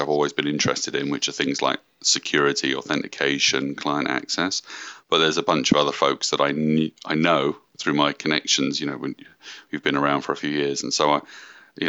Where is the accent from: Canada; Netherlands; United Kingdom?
United Kingdom; moved away as an adult; now in Redmond, United States; I'm from the UK, moved out to Redmond in 2008